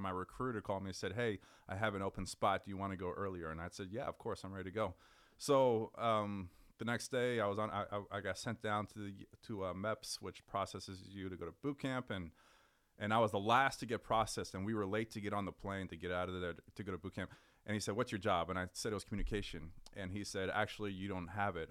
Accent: Richmond, California, United States; also born or lived in Berkeley, California; I grew up in the San Francisco Bay Area. I'm from a city called Richmond

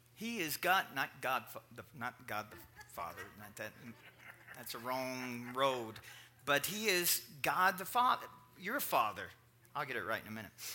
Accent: Kentucky, United States; I was raised in Kentucky

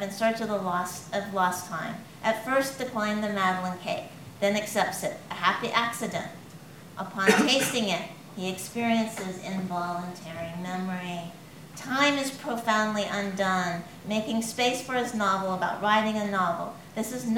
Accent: California, United States; now in northern England, United Kingdom; I grew up in California

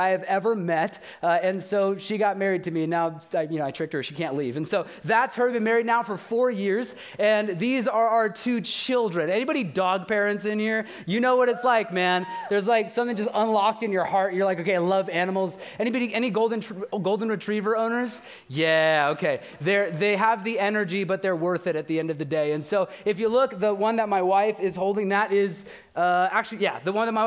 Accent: Bakersfield, California, United States; I'm from Bakersfield

